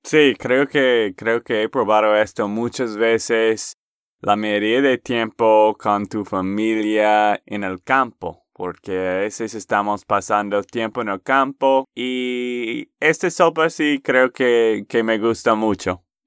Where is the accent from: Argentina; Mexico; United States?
United States; Texas; de Texas, Estados Unidos